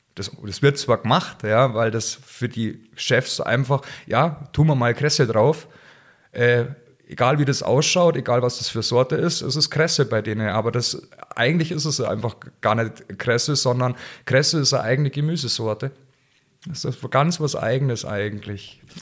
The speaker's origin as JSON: {"language": "German", "region": "Bavaria", "country": "Germany"}